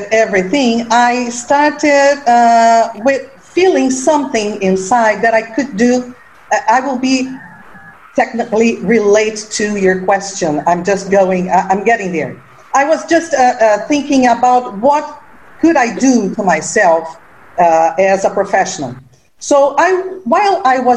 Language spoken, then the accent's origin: English; Rio de Janeiro, Brazil; I am from Rio de Janeiro, and my background is from Germany, but I was born here in Brazil